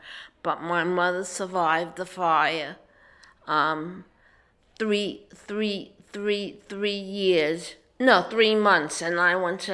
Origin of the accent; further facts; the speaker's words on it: New York City, New York, United States; moved away as an adult; also born or lived in Harlem / Brooklyn; was born in Harlem, but I lived in Washington Heights